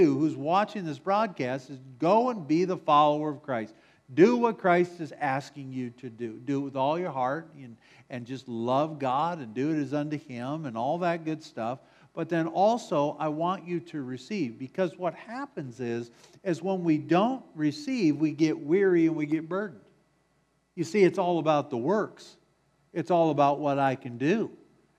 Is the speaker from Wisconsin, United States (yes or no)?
yes; Wisconsin, United States; moved away; I'm from Wisconsin